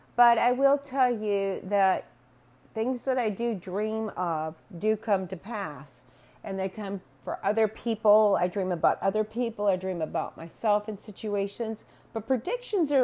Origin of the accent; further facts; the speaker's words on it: Atlanta, Georgia, United States; I was born and raised in Atlanta